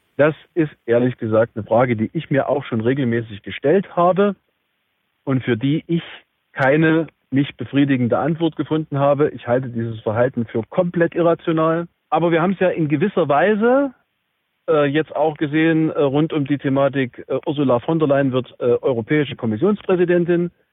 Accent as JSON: {"language": "German", "region": "Saxony", "country": "Germany", "said": "bei uns in Sachsen"}